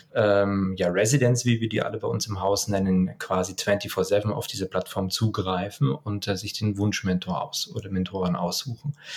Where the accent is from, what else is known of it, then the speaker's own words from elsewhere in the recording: Lower Bavaria, Germany; ich komme eigentlich aus Niederbayern